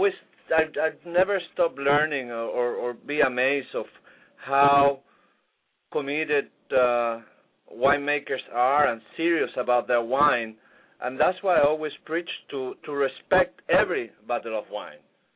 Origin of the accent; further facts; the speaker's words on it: Viña del Mar, Valparaíso, Chile; now in Key Biscayne, United States; Viña del Mar, where I grew up